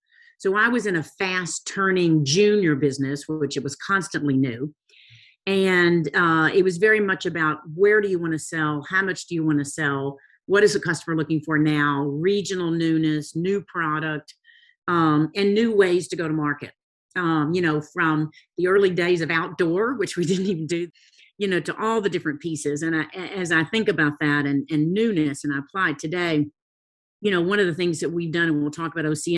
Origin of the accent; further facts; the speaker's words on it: the South, United States; Growing up in the South